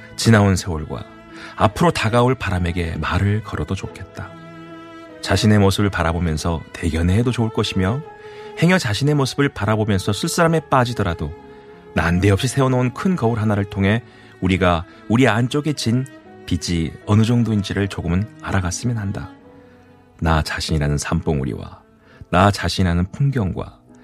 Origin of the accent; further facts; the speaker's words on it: Mokpo, South Jeolla, South Korea; 저도 고향이 목포로 앞에가 이 수평선이 안 보이는 바다예요